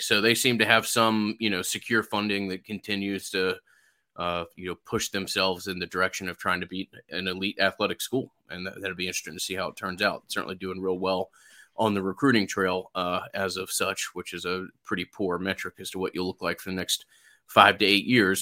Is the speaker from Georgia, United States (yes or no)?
yes; Atlanta, Georgia, United States; being from Atlanta